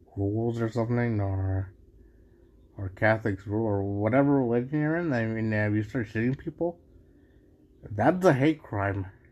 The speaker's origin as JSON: {"language": "English", "country": "Mexico", "said": "I'm from Mexico, but yeah, I, at least I can call myself Mexican"}